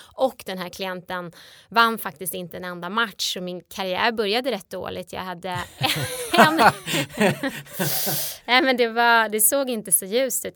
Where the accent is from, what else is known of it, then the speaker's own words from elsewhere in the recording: between Strängnäs and Eskilstuna, Södermanland, Sweden; där jag växte upp mellan Strängnäs och Eskilstuna på landet